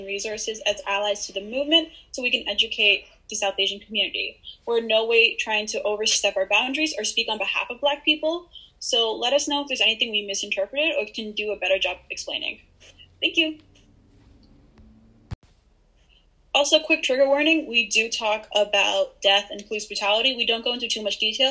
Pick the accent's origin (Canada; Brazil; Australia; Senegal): Canada; Toronto, Ontario; I was born in Toronto